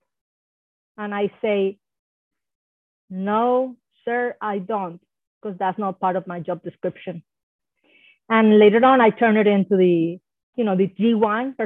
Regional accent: Puerto Rico; first language Spanish; English is a second language; now in Hawaii, United States; I was born in Puerto Rico. Hopefully some of you know that that's an island in the Caribbean, a U.S. island. And, you know, so my first language was Spanish for the longest

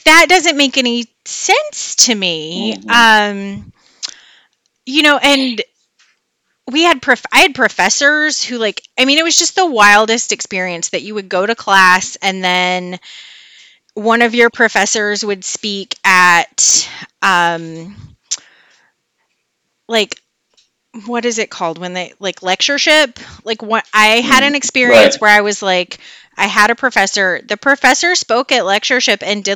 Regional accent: West Memphis, Arkansas, United States; also born or lived in Clinton, Arkansas; I'm from a little town outside of Clinton originally, and then moved to West Memphis when I was 5. Grew up in the Memphis area

